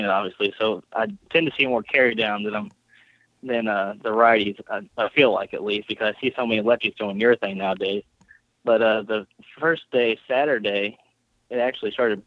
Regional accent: Evansville, Indiana, United States; moved away as an adult; I'm originally from Evansville, Indiana, which is about 3.5 hours away.

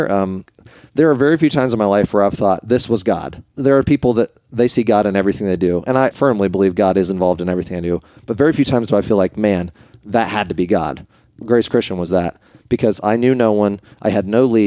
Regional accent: Springfield, Ohio, United States; also born or lived in Ada, Ohio / Columbus, Ohio; I grew up in Springfield, Ohio

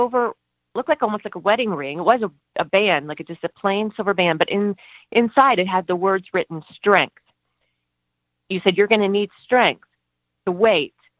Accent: West Virginia, United States; moved away as an adult; now in Virginia Beach, United States; I'm from West Virginia, so I'm a mountain girl by at heart

